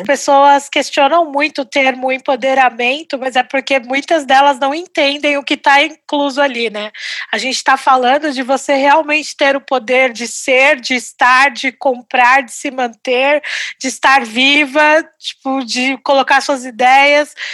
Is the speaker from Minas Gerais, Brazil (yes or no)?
no; São Paulo, Brazil; nasci em São Paulo